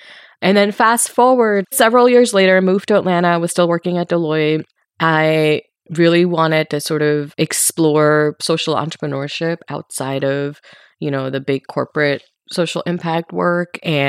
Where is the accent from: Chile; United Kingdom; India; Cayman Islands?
India; Mumbai, Maharashtra; moved away as an adult; now in United States; So I was born and raised in Mumbai in India, and I moved to the US for college.